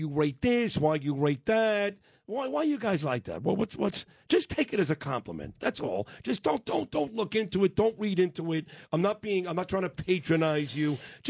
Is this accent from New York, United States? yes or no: yes; New York City, New York, United States; accent: Brooklyn; that's my Brooklyn accent.